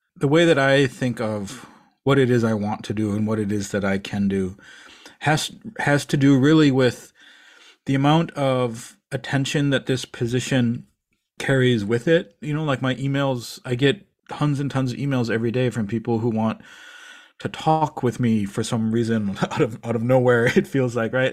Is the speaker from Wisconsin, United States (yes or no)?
yes; Eau Claire, Wisconsin, United States; I grew up in Eau Claire, Wisconsin.